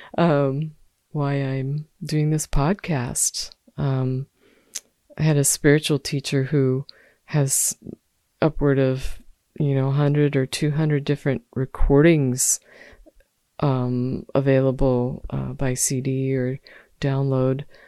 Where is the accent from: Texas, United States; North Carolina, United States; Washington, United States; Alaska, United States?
Washington, United States; Olympia; moved away; in Olympia, Washington, um, my hometown where I've spent much of my life and my family resides.